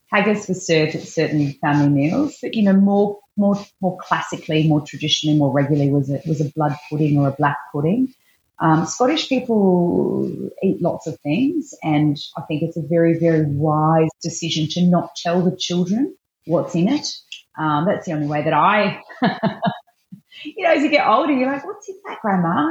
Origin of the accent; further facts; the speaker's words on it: Melton, Victoria, Australia; also born or lived in Bacchus Marsh; I was raised in I went to school in a little town called Melton